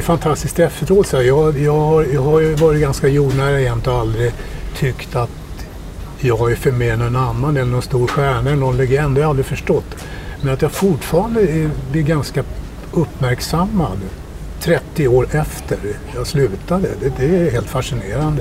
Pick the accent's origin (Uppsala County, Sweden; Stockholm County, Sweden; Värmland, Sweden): Stockholm County, Sweden; Stockholm; Jag började ju spela fotboll, eh, sex, sju år i Bagarmossen där jag är uppvuxen